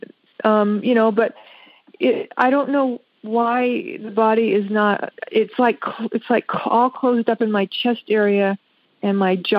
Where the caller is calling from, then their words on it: Las Vegas, Nevada, United States; I'm from Las Vegas, Nevada.